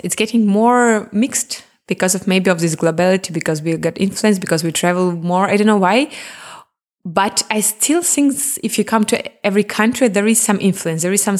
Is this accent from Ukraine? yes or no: yes; Crimea, Ukraine; English is a second language; now in Germany; Because when I'm from Crimea, we have a lot of sun. We have really similar nature. When I came to Germany, no sun, a bit gray, too north. It was hard for me.